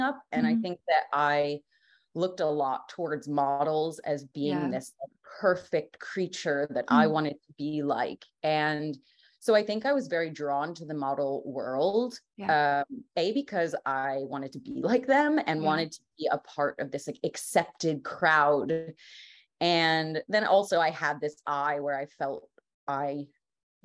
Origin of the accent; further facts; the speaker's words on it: New York, United States; I'm from New York, grew up like 45 minutes north of the city